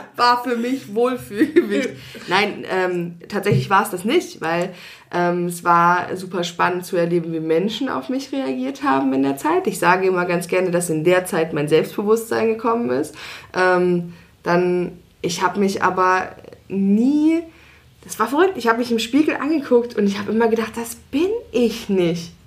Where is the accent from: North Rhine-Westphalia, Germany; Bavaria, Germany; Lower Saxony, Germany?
Lower Saxony, Germany; Hanover; now in Leipzig, Germany; in meine alte Heimat, mhm. also nach Hannover